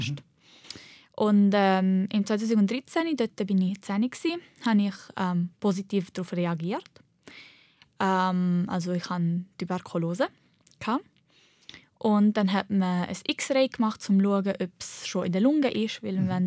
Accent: Switzerland; Ich bin halt Schweizerin und Libanesin. Ich bin nicht nur eine Libanesin

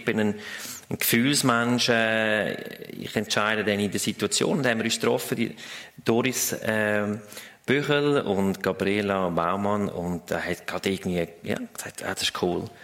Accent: Switzerland; Ich, ich fühle, dass der Schweizer ist eine, ja, wir sind bescheiden, wir sind nicht die, die äh, gross rausposaunen, wie gut dass wir sind

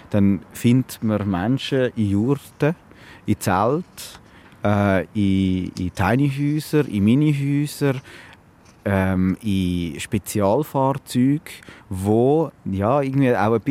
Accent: Switzerland; Mit Sparkapitalien, alles, was man als Schweizer so hat.

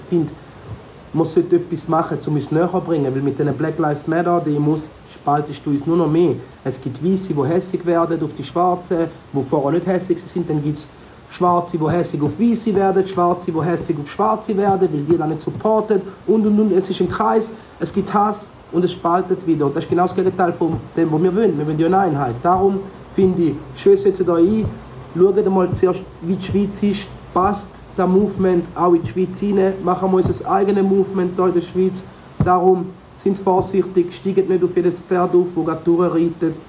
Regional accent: Dominican Republic; now in Switzerland; in der Dominikanischen Republik, wo ich herkomme

